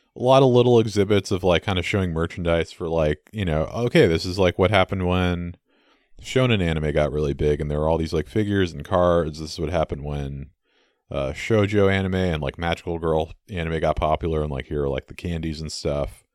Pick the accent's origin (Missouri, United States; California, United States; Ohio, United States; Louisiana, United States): California, United States; San Francisco; I grew up in San Francisco